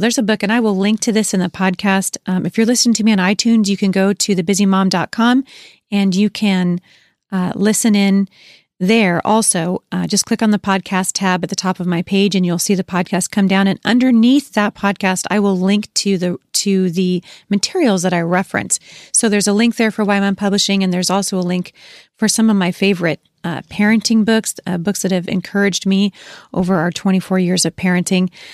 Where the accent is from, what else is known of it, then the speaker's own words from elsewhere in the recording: Gresham, Oregon, United States; also born or lived in Portland, Oregon / Boring, Oregon; now in Washington State, United States; I was born in Portland, Oregon, raised, uh, in Gresham and Boring, Oregon